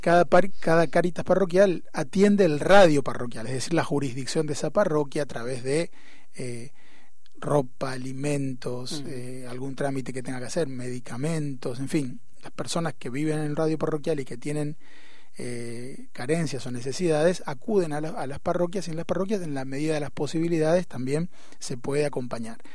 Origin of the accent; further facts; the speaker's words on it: Posadas, Misiones, Argentina; moved away as an adult; now in Buenos Aires, Argentina; yo nací en Misiones, en Posadas, y mm. cuando terminé el colegio vine a Buenos Aires a estudiar